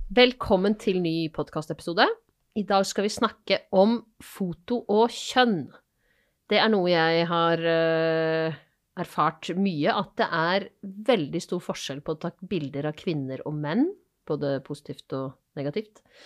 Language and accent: Norwegian; Asker, Akershus, Norway; now in Bergen, Norway; Jeg er fra Asker, men har bodd i Bergen i eh, ja, snart 15 år.